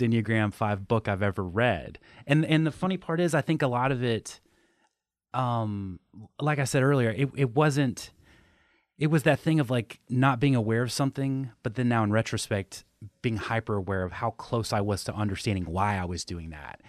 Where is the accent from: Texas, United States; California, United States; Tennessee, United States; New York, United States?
Tennessee, United States; I grew up in Tennessee